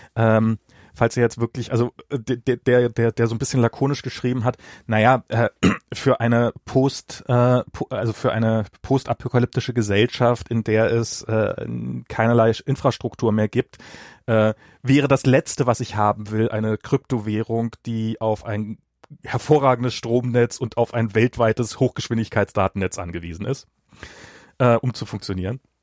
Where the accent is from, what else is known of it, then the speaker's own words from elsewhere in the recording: East Germany, Germany; moved away as an adult; also born or lived in Russia; now in United States; ich bin im Osten und habe dann halt noch meine Kindheit noch in Russland äh, verbracht, einen Teil meiner Kindheit